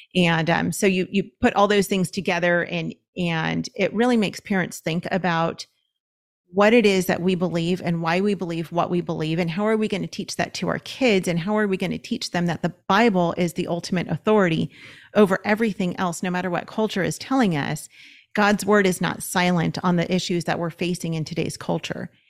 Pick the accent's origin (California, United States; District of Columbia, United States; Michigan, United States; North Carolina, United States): California, United States; Los Angeles; We're from Los Angeles, and so we were looking at the L A County school system